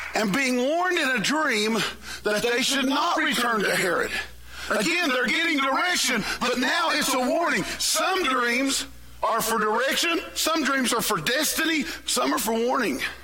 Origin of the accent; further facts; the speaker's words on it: West Virginia, United States; I am from West Virginia.